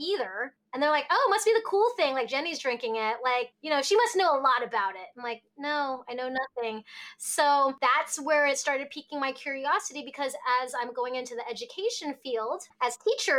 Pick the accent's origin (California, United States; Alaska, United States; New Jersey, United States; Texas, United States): Alaska, United States; also born or lived in Hong Kong; we moved to Alaska when I was a baby.